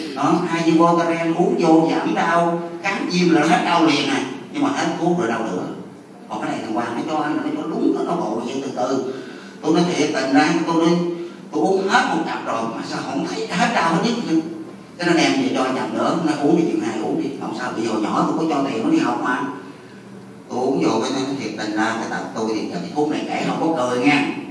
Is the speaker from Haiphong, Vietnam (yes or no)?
no; Mo Cay Nam district, Bến Tre, Vietnam; tôi ở quê tôi là ấp Tân Thiện xã Tân Thường Định huyện Mỏ Cà Nam